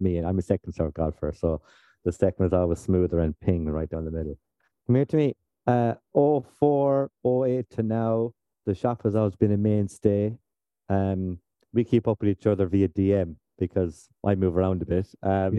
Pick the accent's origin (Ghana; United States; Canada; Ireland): Ireland; Clare, Munster; growing up in Clare, there was only one place to go